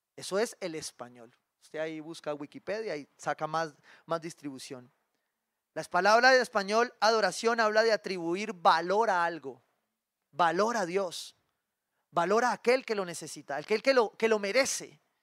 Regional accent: Cali, Valle del Cauca, Colombia; Como caleño

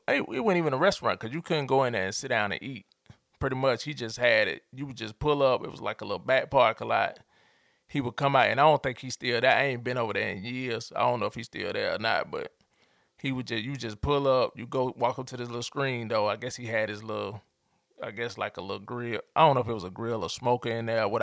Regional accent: Atlanta, Georgia, United States; I grew up in Atlanta

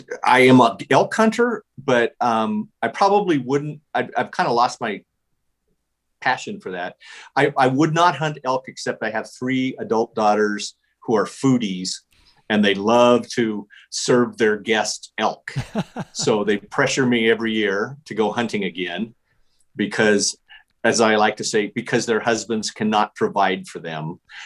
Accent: Casper, Wyoming, United States; I was born in Casper, Wyoming, which is right in the center of it.

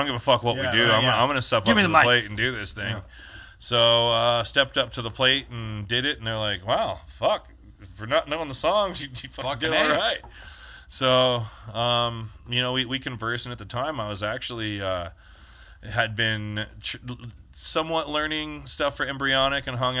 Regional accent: Bishop, California, United States; moved away as an adult; also born or lived in Long Beach, California / Lake Isabella, California / Southlake; I grew up in Bishop and Lake Isabella. And, you know, all across the Sierras is like all mining towns.

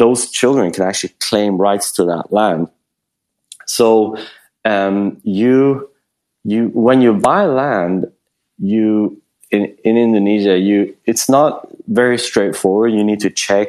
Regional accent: Sweden; moved away; also born or lived in Bali; I'm from Sweden

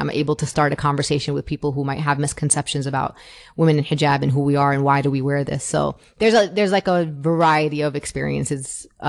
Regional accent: New York City, New York, United States; I was an American born and raised in Brooklyn, but I was also Palestinian. I was also Muslim.

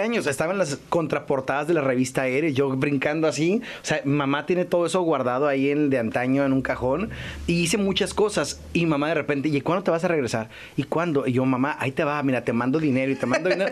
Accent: Ensenada, Baja California, Mexico; Yo estaba en Ensenada, porque soy de Ensenada

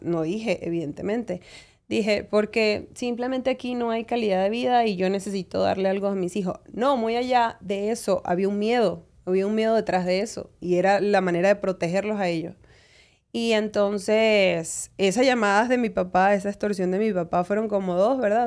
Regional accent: Caracas, Capital District, Venezuela; moved away as an adult; now in United States; yo me crié en Venezuela

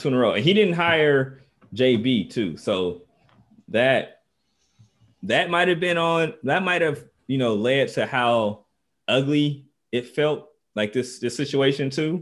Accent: Dayton, Ohio, United States; I'm from Dayton. It's a ba, it's a basketball city.

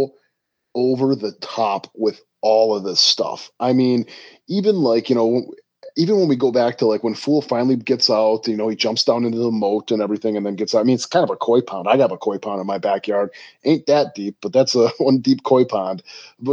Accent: Milwaukee, Wisconsin, United States; I grew up in Milwaukee, which is not that far away from Chicago.

